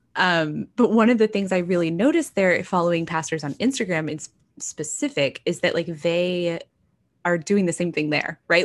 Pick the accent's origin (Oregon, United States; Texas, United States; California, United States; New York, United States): Texas, United States; growing up, I grew up in Texas.